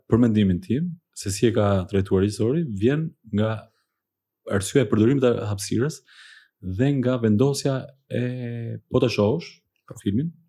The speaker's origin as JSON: {"language": "Albanian", "town": "Athens", "region": "Attica", "country": "Greece", "tie": "born or raised there", "said": "jam rritur në Athin, aty e kam kryer, dhe studimet e mesme dhe të larta"}